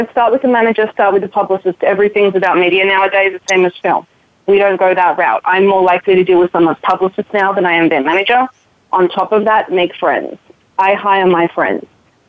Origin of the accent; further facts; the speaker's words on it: San Diego, California, United States; I was born and raised in San Diego